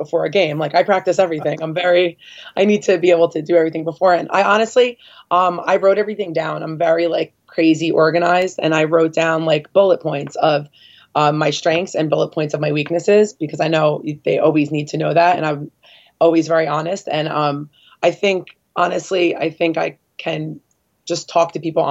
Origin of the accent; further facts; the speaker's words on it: New Jersey, United States; also born or lived in Spain; I grew up in New Jersey